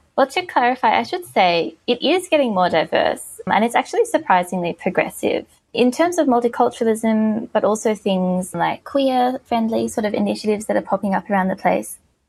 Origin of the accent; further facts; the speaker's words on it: Ballarat, Victoria, Australia; moved away as an adult; now in Melbourne, Australia; I'm from Ballarat, which is in regional Victoria. I was born there. I lived in one house until I was 5 and then another house until I was 18. So it was like pretty solidly settled childhood